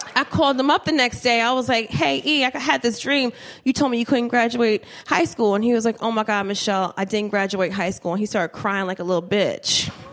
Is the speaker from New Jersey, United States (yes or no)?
yes; Trenton, New Jersey, United States; moved away as an adult; also born or lived in Miami; I'm from Trenton